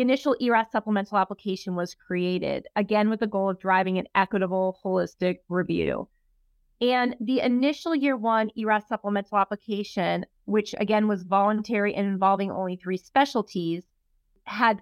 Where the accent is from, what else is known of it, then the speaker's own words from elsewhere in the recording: Los Angeles, California, United States; I am from Los Angeles. I did all my training in Los Angeles.